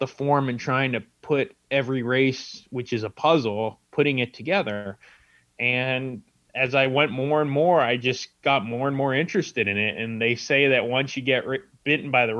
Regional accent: San Diego, California, United States; also born or lived in Carmel Valley, California; I'm from San Diego, California, and when I was about 11 years old, my dad took me to Del Mar Racetrack

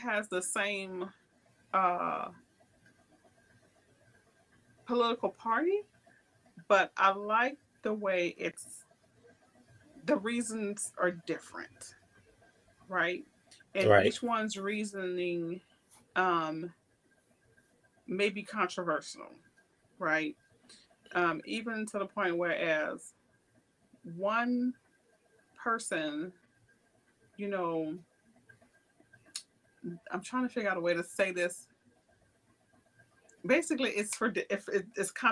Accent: New Orleans, Louisiana, United States; I grew up in New Orleans

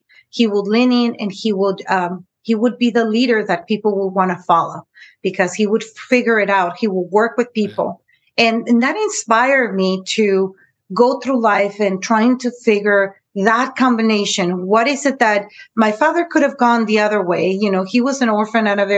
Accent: San Diego, California, United States; also born or lived in Tijuana, Mexico; I was born in San Diego, California, but yet, you know, I was always in between the borders

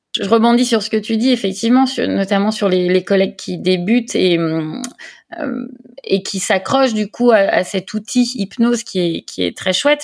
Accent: Lyon, Auvergne-Rhône-Alpes, France; moved away as an adult; now in Provence, France; je suis lyonnaise d'origine

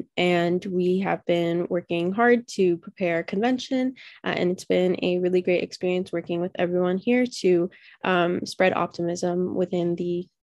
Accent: Oakville, Ontario, Canada; I am from Oakville, Ontario.

